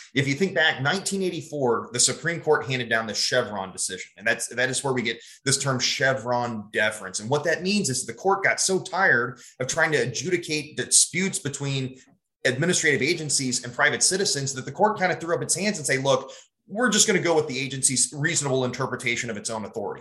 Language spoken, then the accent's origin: English; Boone County, Missouri, United States; also born or lived in St. Louis, Missouri; I'm a Missouri kid. I grew up in Boone County